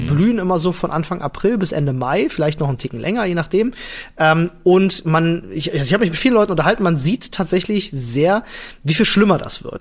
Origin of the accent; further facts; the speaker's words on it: Germany; bei uns in Deutschland